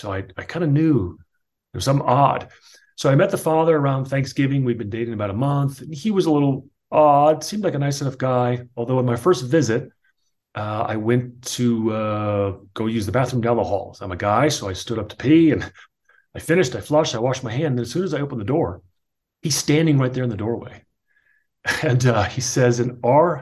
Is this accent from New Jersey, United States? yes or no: yes; New Jersey, United States; Born and raised in New Jersey